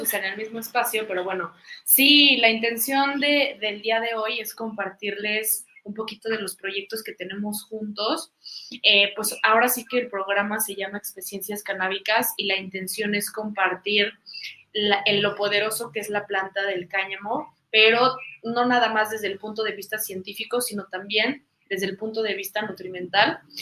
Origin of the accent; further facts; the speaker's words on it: Mexico; todas estas raíces que, nos eh, caracterizan como mexicanos